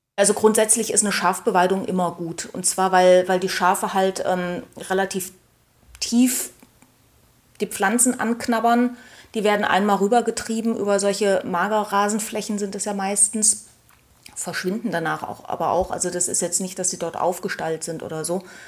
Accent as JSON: {"language": "German", "country": "Germany", "said": "bei uns in Deutschland"}